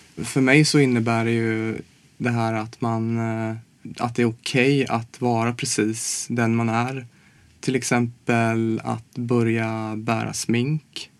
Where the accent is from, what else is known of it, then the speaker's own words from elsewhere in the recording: Småland, Sweden; now in Stockholm, Sweden; jag kommer från Småland